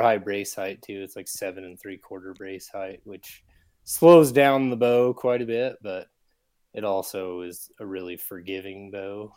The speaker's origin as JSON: {"language": "English", "town": "Salt Lake City", "region": "Utah", "country": "United States", "tie": "born or raised there", "said": "I'm from Salt Lake, Utah. I'm born and raised here"}